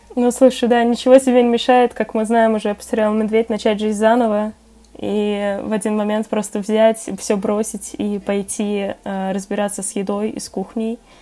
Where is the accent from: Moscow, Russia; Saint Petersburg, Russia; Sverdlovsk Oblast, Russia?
Moscow, Russia; я как москвичка